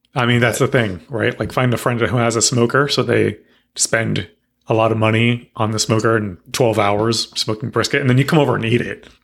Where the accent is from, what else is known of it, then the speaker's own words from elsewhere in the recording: Texas, United States; moved away; I'm from Texas